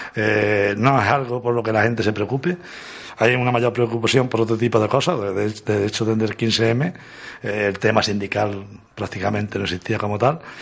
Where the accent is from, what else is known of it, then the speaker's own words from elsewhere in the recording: Córdoba, Andalusia, Spain; Participamos dos, personas de Córdoba